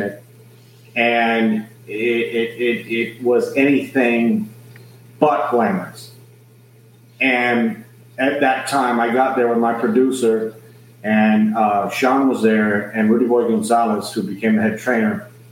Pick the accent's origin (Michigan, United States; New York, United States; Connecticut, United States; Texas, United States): Texas, United States; San Antonio; I'm born and raised in San Antonio, Texas, South Texas